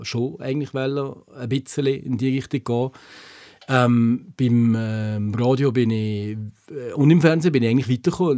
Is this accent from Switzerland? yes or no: yes; Switzerland; wir in der Schweiz